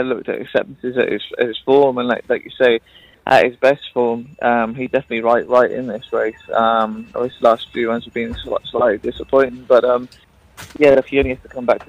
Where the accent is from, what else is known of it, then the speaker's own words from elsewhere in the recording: Cardiff, Wales, United Kingdom; also born or lived in Newmarket, England; now in Brisbane, Australia; I'm from Wales originally, just in the UK. I'm from Cardiff originally.